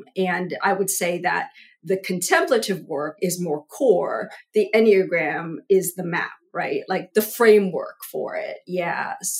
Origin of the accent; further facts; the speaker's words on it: Vietnam; born there; I was born in Vietnam, you know, like I go all the way back there.